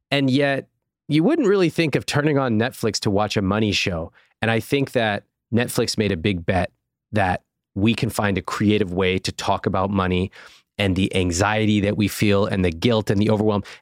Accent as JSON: {"language": "English", "town": "Sacramento", "region": "California", "country": "United States", "tie": "born or raised there"}